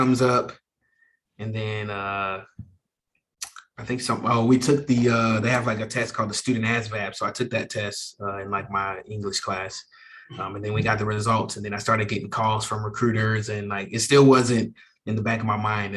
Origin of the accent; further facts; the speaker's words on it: St. Louis, Missouri, United States; moved away; I was born and raised in St. Louis, Missouri